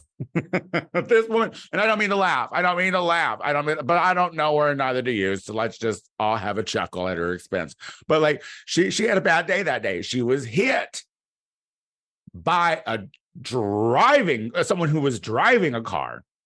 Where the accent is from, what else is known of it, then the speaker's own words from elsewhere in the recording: Clinton, United States; moved away; my hometown is considered, I think still to this day is the, the city of Clinton